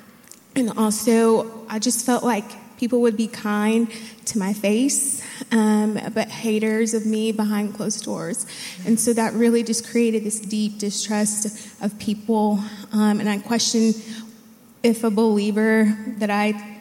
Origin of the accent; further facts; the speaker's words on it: Dallas, Texas, United States; I grew up in the Dallas area.